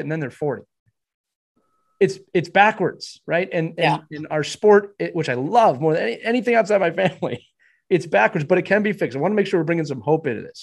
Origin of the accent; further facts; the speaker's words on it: Pennsylvania, United States; When I was growing up, we had three local rinks. My my hometown rink was in a municipality